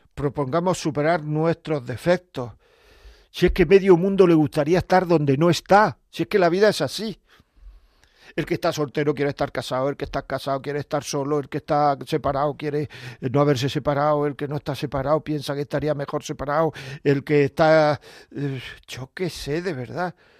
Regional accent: Granada, Andalusia, Spain; yo soy de Granada

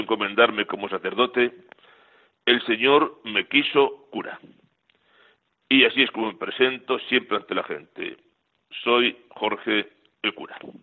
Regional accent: Miraflores de la Sierra, Community of Madrid, Spain; en mi pueblo, Miraflores de la Sierra, en la provincia de Madrid

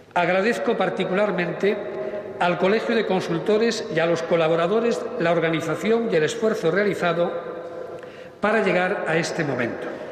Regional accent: Galicia, Spain; Conjugaremos nuestro ser gallego

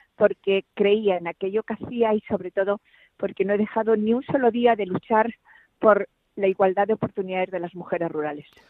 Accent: Ciudad Real, Castilla-La Mancha, Spain; also born or lived in Brazatortas; Nací en Ciudad Real, pero mi corazón está en Brazatortas

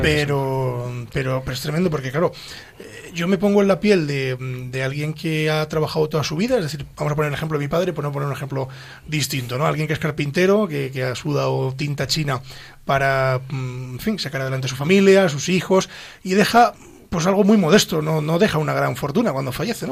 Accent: Castile and León, Spain; now in Madrid, Spain; todos los que venimos de provincias, los que somos de Ávila, de Pedro Bernardo, de Hoyo de Pinares

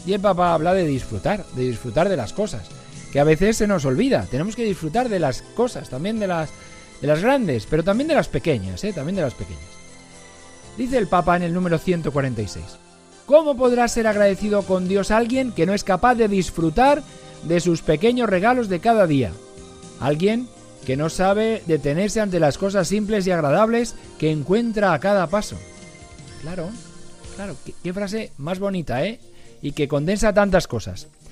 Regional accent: Algete, Community of Madrid, Spain; now in Arganda del Rey, Spain; las de mi pueblo, de Algete

